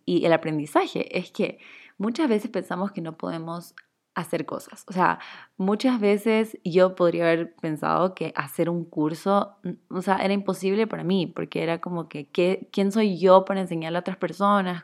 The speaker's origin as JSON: {"language": "Spanish", "country": "Chile", "moved": "yes", "lives_now": "Ecuador", "said": "yo soy chilena, pero vivo en Ecuador"}